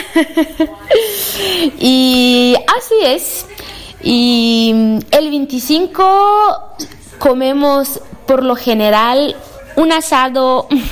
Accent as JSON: {"language": "Spanish", "region": "Rio Grande do Sul", "country": "Brazil", "said": "soy brasilera"}